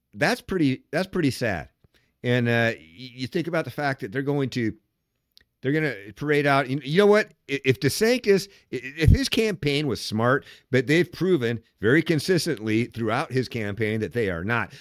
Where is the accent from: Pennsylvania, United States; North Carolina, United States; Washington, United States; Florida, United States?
Washington, United States; I'm from Washington State